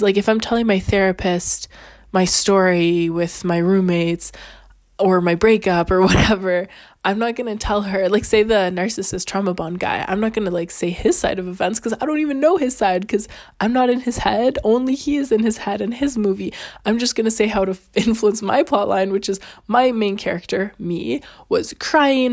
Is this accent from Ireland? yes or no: no; Canada; now in Italy; I'm Canadian.